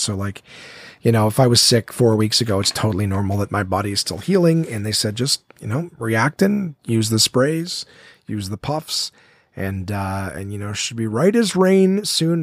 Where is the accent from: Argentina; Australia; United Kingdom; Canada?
Canada; Ottawa, Ontario; here in Ottawa, my hometown